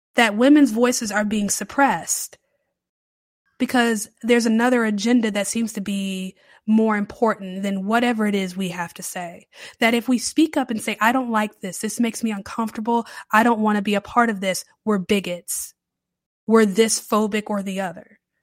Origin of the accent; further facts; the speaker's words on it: the Carolinas, United States; moved away as an adult; now in New Orleans, United States; I've been a Southern girl my entire life. I grew up in the Carolinas.